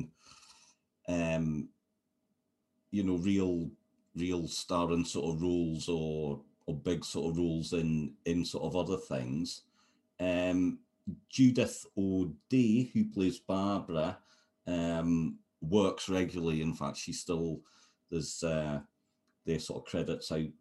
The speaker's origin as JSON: {"language": "English", "country": "United Kingdom", "said": "as a sort of British person"}